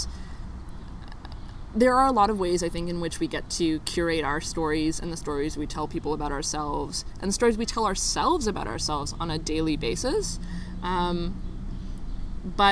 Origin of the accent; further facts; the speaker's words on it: Richmond Hill, Ontario, Canada; I was born in 1993 on October 6th. At York Central Hospital in Richmond Hill